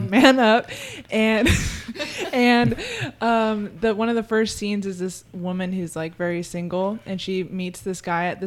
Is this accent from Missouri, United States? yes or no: no; San Diego, California, United States; Yeah, I'm from San Diego, born and raised.